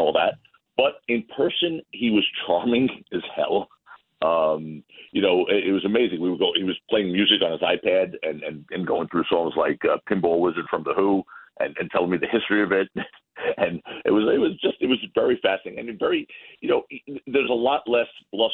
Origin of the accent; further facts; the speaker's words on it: New York, United States; I'm a New Yorker.